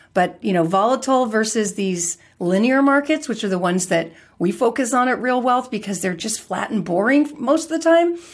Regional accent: California, United States; I was born and raised in California

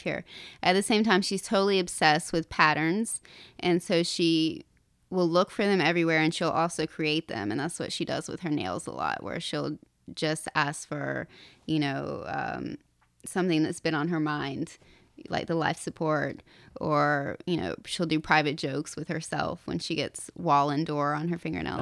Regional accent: Appalachia, North Carolina, United States; moved away as an adult; now in New York City, United States; I grew up in Appalachia and went to very terrible public schools

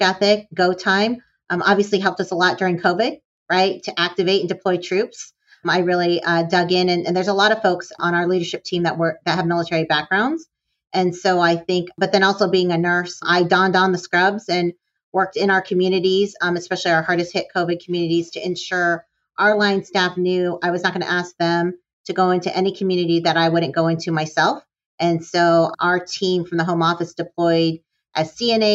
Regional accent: northern Michigan, United States; moved away; I was born and raised in northern Michigan

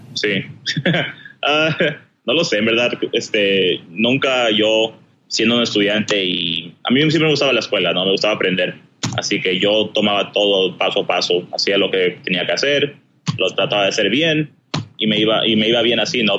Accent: Southern California, United States; also born or lived in Chiclayo, Peru; nací en Perú y vine aquí a los Estados Unidos, al sur de California, cuando tenía seis años

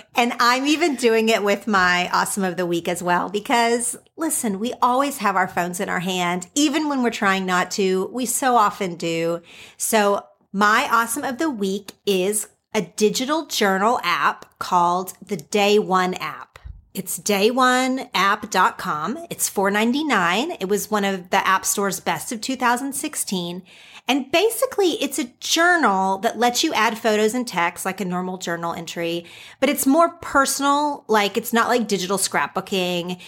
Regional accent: Oklahoma, United States; now in California, United States; growing up in Oklahoma and living in California

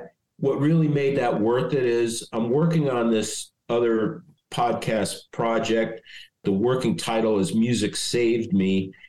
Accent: Stamford, Connecticut, United States; moved away as an adult; also born or lived in Dayton, Ohio; I grew up in Stamford, Connecticut.

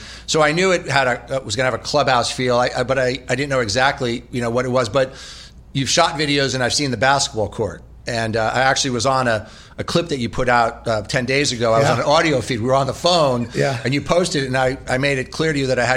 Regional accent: Tenafly, New Jersey, United States; I grew up outside of New York in Tenafly, New Jersey

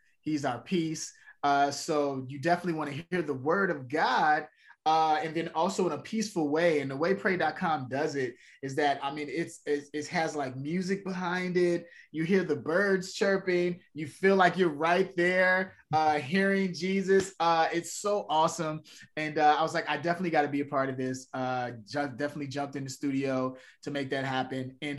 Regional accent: Chicago, Illinois, United States; born there; Yeah, south side of Chicago.

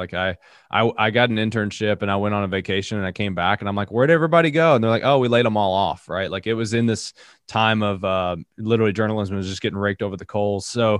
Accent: Appalachia, United States; And again, I'm from Appalachia, so she says I say a lot of things wrong. I don't have as thick of an accent as I used to.

